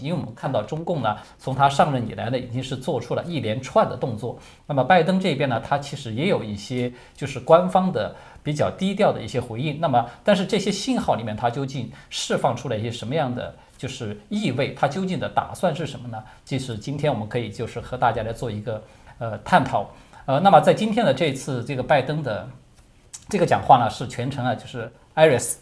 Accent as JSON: {"language": "Chinese", "country": "China", "said": "我们中国人"}